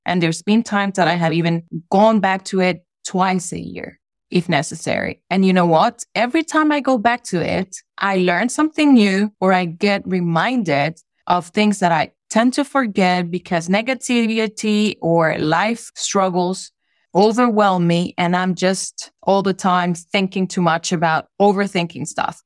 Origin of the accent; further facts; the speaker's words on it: Honduras; English is a second language; moved away as an adult; I was brought up there lived there my entire childhood, even my teenage years as an adolescent as well. And then I stayed there for up to my mid 20s, which is when I left